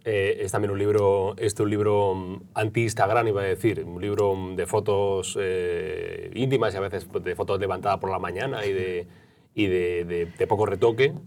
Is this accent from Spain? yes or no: yes; Granada, Andalusia, Spain; now in Madrid, Spain; yo soy andaluz, yo soy de Granada y no volvería a vivir en Granada